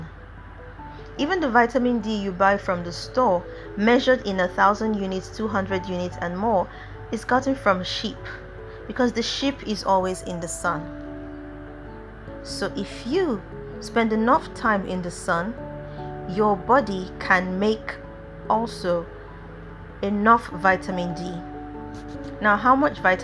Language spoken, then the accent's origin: English; Nigeria; as a Nigerian